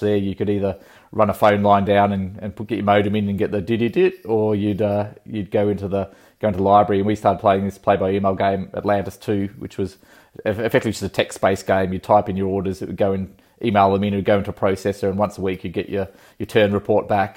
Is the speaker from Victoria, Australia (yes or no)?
yes; Country Victoria, Australia; also born or lived in Sydney; growing up in Country Victoria, uh, on a farm